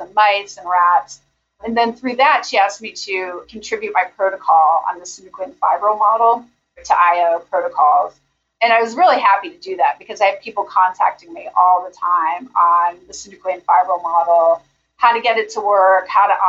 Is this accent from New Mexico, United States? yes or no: yes; Albuquerque, New Mexico, United States; moved away as an adult; also born or lived in Pennsylvania; now in Birmingham, United States; I grew up in Albuquerque, New Mexico